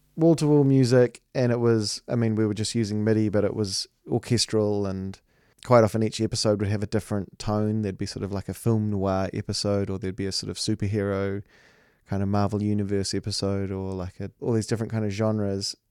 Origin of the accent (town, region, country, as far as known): New Zealand